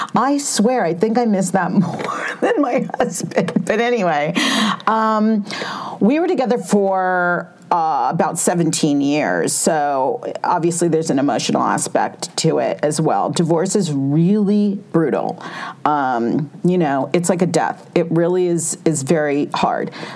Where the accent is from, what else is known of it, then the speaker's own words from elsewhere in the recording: California, United States; growing up in California